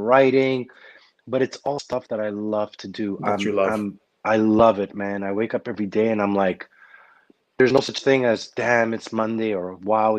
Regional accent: Montreal, Quebec, Canada; I grew up in Park X

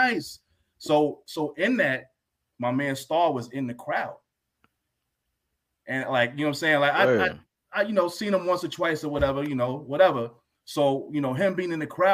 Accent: White Plains, New York, United States; also born or lived in Yonkers; I grew up in White Plains, moved to Yonkers when I was about 12, 13 years old

